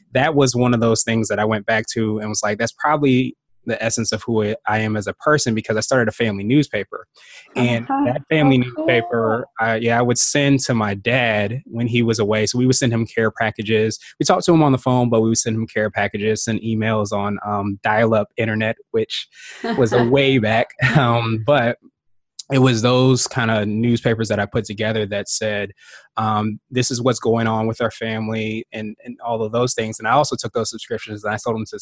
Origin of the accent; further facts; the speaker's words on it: Woodbridge, Virginia, United States; also born or lived in Washington, D.C. area; Grew up in Woodbridge, Virginia, which is probably about 45 minutes or so outside